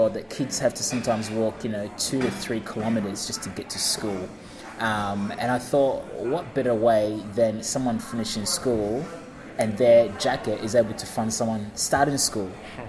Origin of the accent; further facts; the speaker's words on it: Ringwood, Victoria, Australia; also born or lived in New Zealand; And growing up in Ringwood, I was the only coloured guy at school.